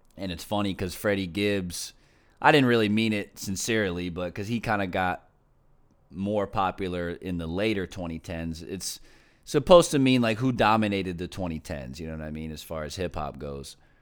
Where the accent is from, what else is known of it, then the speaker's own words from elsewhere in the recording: Philadelphia, Pennsylvania, United States; also born or lived in Brooklyn; my hometown